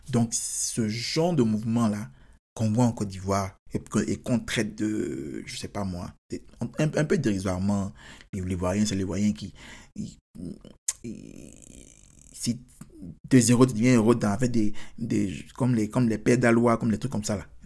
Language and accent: French; United States; Je suis américain. Donc, forcément, s'il y a quelqu'un qui attaque, qui attaque les Américains, bien sûr.